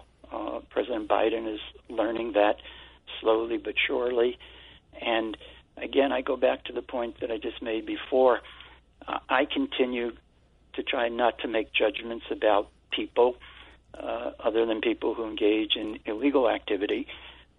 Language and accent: English; New York City, New York, United States; accent: Brooklyn; I was from Brooklyn with our accent